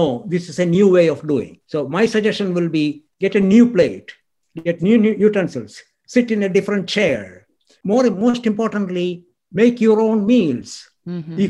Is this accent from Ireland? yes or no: no; India; I grew up in India